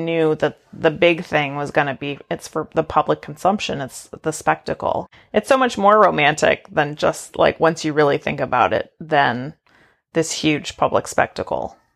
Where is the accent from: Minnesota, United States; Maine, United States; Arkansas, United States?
Maine, United States; I'm from Maine where there's taxidermied animals